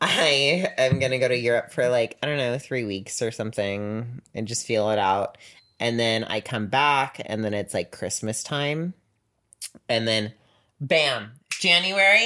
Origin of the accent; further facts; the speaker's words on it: Canada; I'm from Canada.